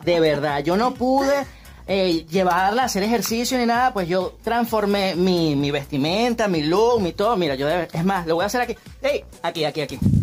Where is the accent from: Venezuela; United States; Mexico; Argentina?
Venezuela; now in Madrid, Spain; nosotros venimos de Venezuela y ahora estamos residenciados en Madrid